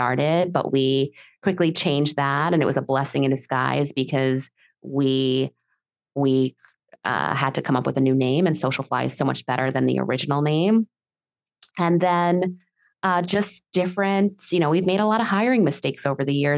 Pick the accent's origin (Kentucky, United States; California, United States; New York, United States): New York, United States; New York City; moved away as an adult; also born or lived in Massachusetts; now in Miami, United States; I grew up in New York City